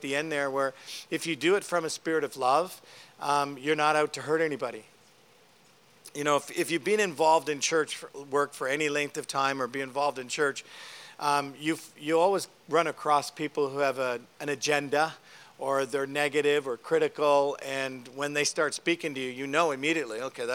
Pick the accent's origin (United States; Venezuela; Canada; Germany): Canada; I'm a Canadian